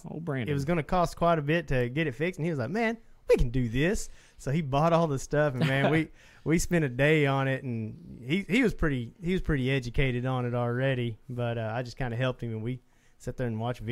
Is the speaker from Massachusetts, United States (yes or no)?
no; Southeast Oklahoma, United States; born or raised there